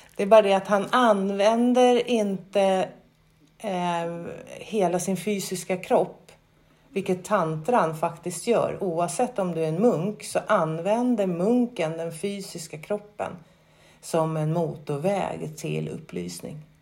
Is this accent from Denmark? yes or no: no; Sweden; also born or lived in Skåne (lives); Som svensk, skå, bor i Skå, eh, 50-åring